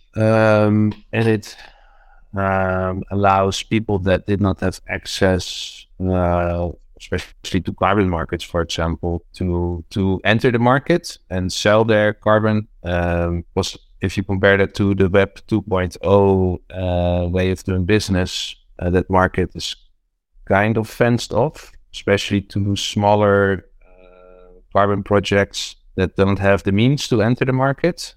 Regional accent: Netherlands; also born or lived in Rotterdam; I'm from Holland. Um, I lived in the city of Rotterdam.

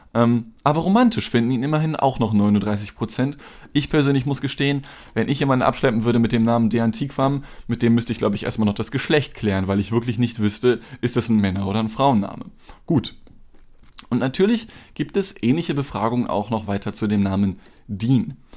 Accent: Germany; ich bin halt in Deutschland geboren

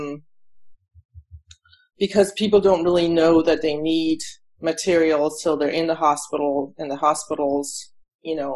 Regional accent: Denmark; moved away as an adult; now in United States; I was born in Denmark, and then I came here when I was to the U.S. when I was about 26 years old

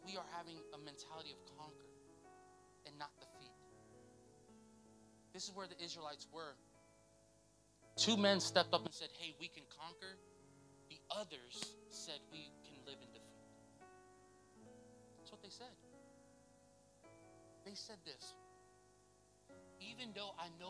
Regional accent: Lakeland, United States; I'm from Lakeland.

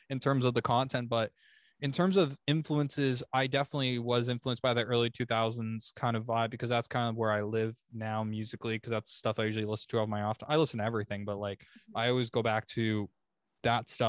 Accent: Oshawa, Ontario, Canada; moved away as an adult; now in London, Canada; I was from Oshawa, okay. But I just moved to London.

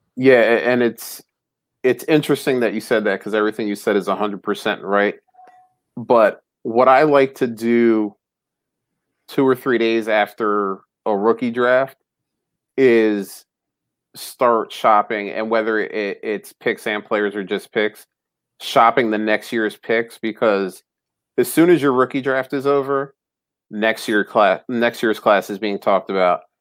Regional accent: New Jersey, United States; now in Philadelphia area, United States; I'm actually originally from North Jersey. I grew up about a half hour away from the Old Meadowlands

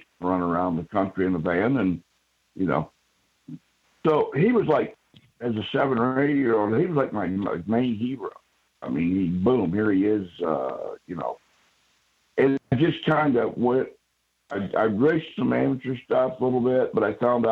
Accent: Radnor, Ohio, United States; I was born basically right here where we're talking from, in a little blank town called Radnor

